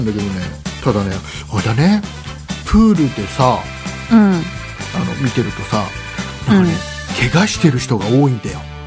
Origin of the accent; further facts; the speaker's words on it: Kisarazu, Chiba, Japan; うちの地元木更津の総合高校